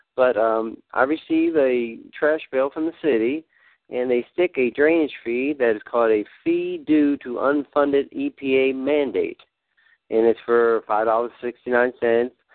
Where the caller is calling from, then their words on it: Oklahoma City, Oklahoma, United States; I'm calling from Oklahoma City